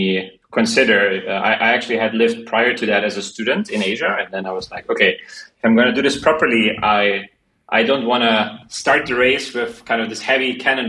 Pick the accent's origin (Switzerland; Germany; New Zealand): Germany; moved away as an adult; also born or lived in Berlin, Germany; now in Hong Kong; I'm originally from Germany, so if you you have to thank the Germans for that, for my last name.